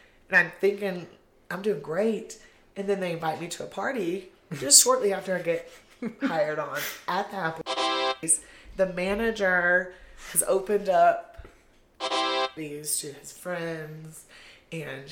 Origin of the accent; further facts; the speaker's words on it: Huntsville, Alabama, United States; moved away as an adult; now in New Mexico, United States; I grew up in Alabama